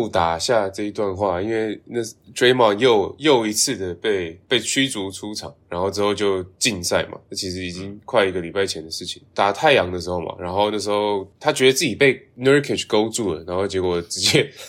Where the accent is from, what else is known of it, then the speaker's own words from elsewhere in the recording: Thailand; 哦，对对对，没有，我我是在泰国长大，对，我不我但我不是泰国人的